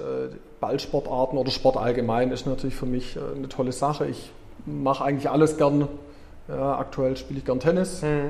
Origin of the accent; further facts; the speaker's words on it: Herrenberg, Baden-Württemberg, Germany; also born or lived in Erlangen / Ludwigsburg / Kuppingen; Tatsächlich bin ich in, äh, Mönchberg aufgewachsen